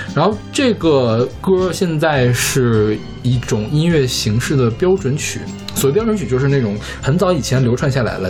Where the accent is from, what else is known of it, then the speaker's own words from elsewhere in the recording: China; 咱们就是中国人